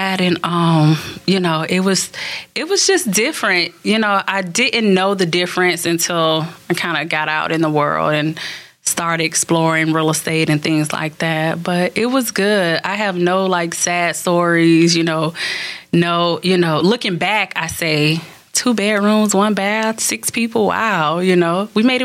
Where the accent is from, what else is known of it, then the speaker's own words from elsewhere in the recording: Bradenton, Florida, United States; I grew up Manatee County, Bradenton, three brothers, only girl